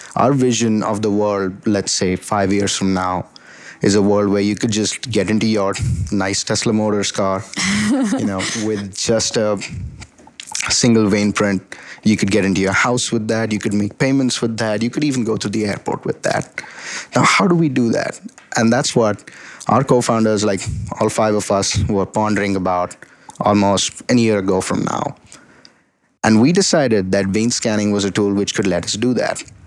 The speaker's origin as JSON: {"language": "English", "region": "Delhi", "country": "India", "tie": "born or raised there", "also_born_or_lived": "Atlanta, Georgia, United States", "moved": "as an adult", "lives_now": "United States", "said": "I was born and raised in Delhi, India, and I came to the United States for my bachelor's in electrical engineering at Georgia Tech"}